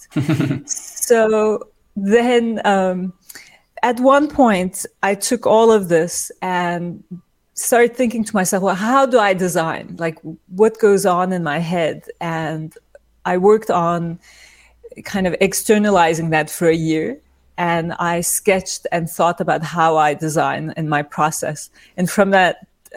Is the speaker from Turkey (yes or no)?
yes; İzmir, Turkey; now in New York, United States; I was born in Turkey, in İzmir, and I grew up there